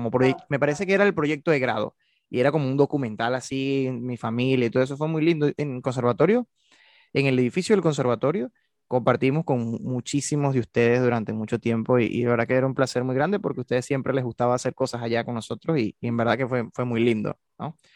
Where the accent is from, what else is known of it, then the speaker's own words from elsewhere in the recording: Barquisimeto, Lara, Venezuela; como he trabajado hasta ahora, que es de donde vengo, yo en Núcleo Barquisimeto fui director musical de la Orquesta Sinfónica Juvenil Franco Medina